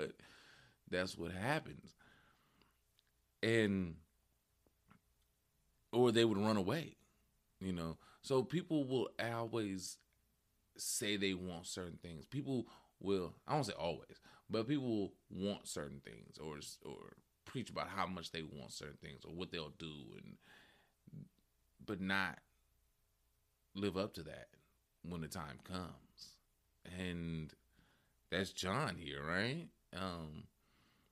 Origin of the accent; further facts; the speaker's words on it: West Coast, United States; I grew up in on the West Coast